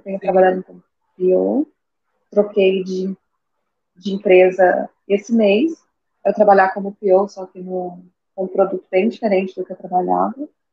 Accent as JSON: {"language": "Portuguese", "town": "Goiânia", "region": "Goiás", "country": "Brazil", "said": "eu sou de Goiânia"}